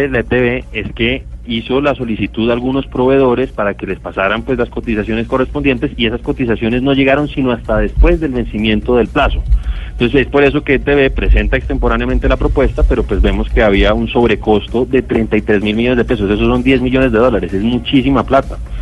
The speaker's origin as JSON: {"language": "Spanish", "country": "Colombia", "said": "como colombiano"}